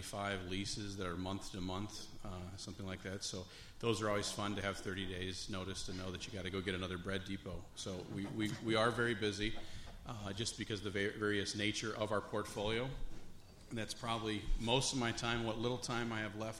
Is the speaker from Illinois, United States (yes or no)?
yes; Springfield, Illinois, United States; I grew up in Springfield, Illinois.